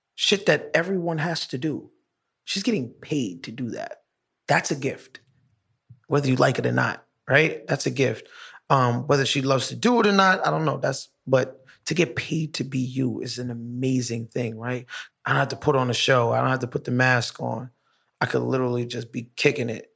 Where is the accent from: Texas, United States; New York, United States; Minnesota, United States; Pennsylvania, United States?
New York, United States; New York City; I'm from downtown Brooklyn